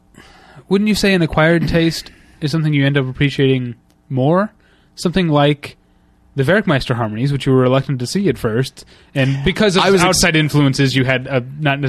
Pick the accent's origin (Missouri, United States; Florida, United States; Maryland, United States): Missouri, United States; St. Louis; I'm from St. Louis. There was no hummus in the 1980s in St. Louis.